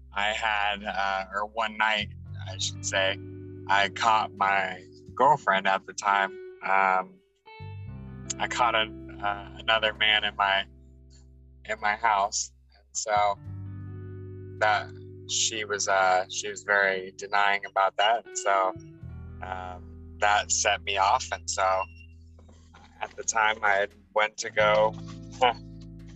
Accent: Los Angeles, California, United States; born and raised in Los Angeles, lived here my whole life

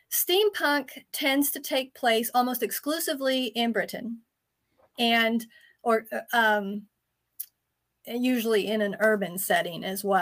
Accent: Germany; also born or lived in Turkey / France; I did grow up in Europe. I grew up in Germany and Turkey and France.

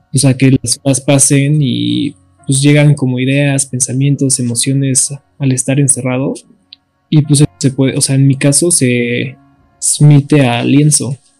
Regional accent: Mexico City, Mexico; soy de la Ciudad de México

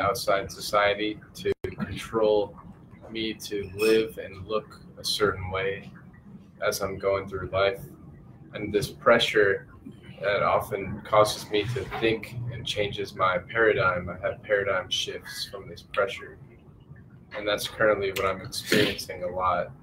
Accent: Milford, Michigan, United States; now in Tempe, United States; I'm from Milford, Michigan.

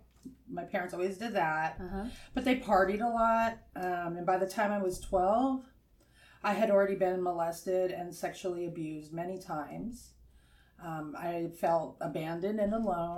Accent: Sacramento, California, United States; born or raised there; also born or lived in Ventura, California

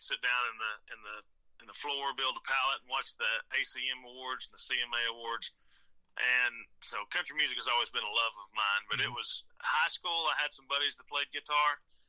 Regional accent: Ozark, Arkansas, United States; I'm from Ozark, Arkansas, Ozark. Home of the Hillbillies.

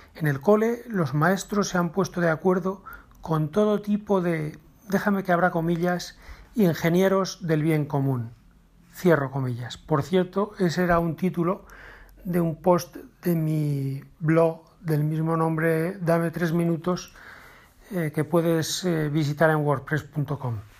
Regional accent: Navarre, Spain; en Navarra, de donde yo soy

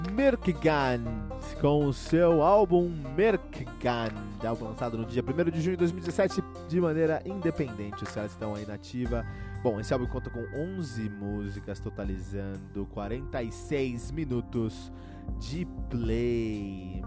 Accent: Brazil; eu sou brasileiro

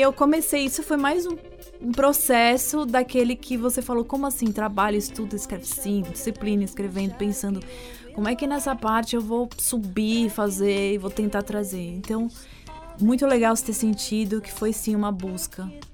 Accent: São Paulo, Brazil; also born or lived in United States; sendo paulistana

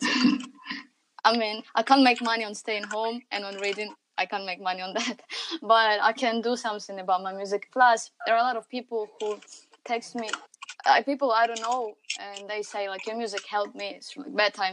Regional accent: Ukraine; English is a second language; I'm from Ukraine.

